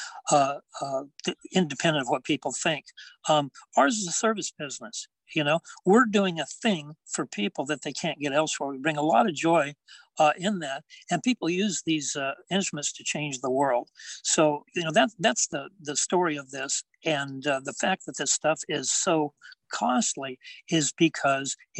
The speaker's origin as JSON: {"language": "English", "area": "hometown about 20 miles from Visalia", "region": "California", "country": "United States", "tie": "born or raised there", "said": "I commuted from my hometown to College of Sequoias in Visalia, and it was like 20-mile drive"}